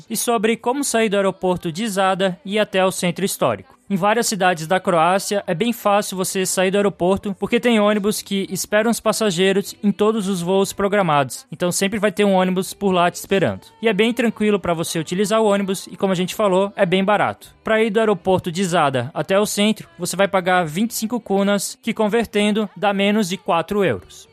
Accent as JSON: {"language": "Portuguese", "country": "Brazil", "said": "como bom brasileiro"}